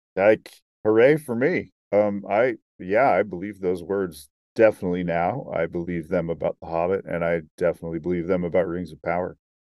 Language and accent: English; Salt Lake City, Utah, United States; I'm from Salt Lake City